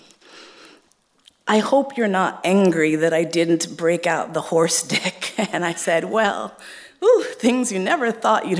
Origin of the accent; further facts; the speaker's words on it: New York City, New York, United States; I grew up in Manhattan, in East Harlem